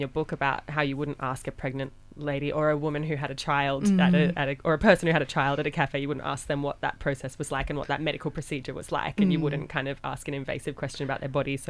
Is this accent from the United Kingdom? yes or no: no; Queensland, Australia; so I grew up in Queensland